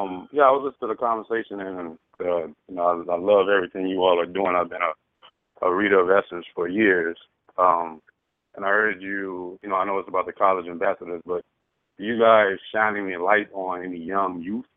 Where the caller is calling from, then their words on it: Los Angeles, California, United States; I'm calling from Los Angeles, California.